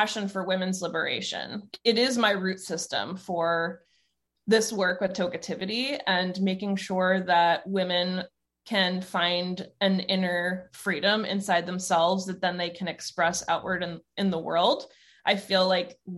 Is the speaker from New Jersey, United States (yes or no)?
yes; New Jersey, United States; also born or lived in Long Island, New York; now in Oregon, United States; I was born on Long Island, grew up in New Jersey